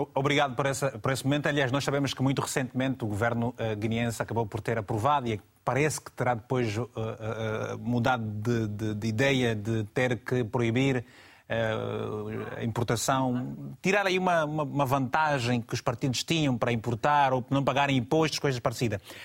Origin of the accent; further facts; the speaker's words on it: Angola; na minha terra em Angola